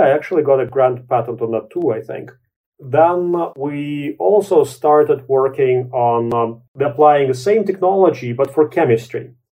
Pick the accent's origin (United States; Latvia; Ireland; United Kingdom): Latvia; moved away; also born or lived in Canada; I was born in Latvia.